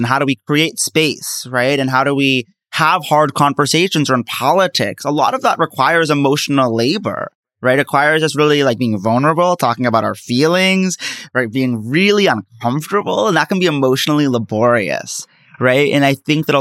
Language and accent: English; United States; As an American Muslim